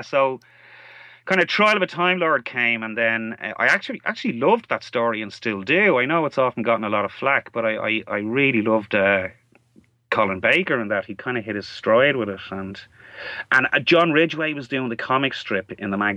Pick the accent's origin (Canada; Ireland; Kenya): Ireland; I'm from Ireland, as you can probably tell from my accent. And we didn't actually have the UK channels for a lot of my childhood, because you have to pay extra to get them over here